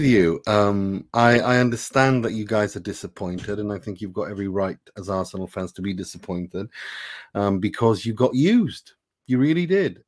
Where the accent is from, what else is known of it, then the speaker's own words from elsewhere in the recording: Sweden; also born or lived in Iran; I am born in Iran. I was raised in Sweden